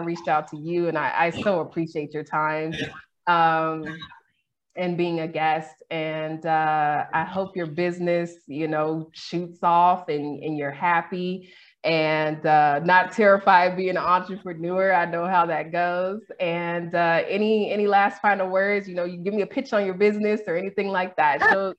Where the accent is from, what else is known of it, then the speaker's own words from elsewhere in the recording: Sacramento, California, United States; moved away as an adult; now in Mexico; I'm born and raised in Sacramento.